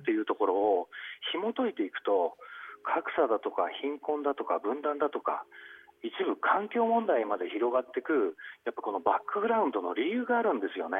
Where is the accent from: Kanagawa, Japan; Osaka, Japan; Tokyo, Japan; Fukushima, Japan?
Kanagawa, Japan; Kawasaki; 私の地元の川崎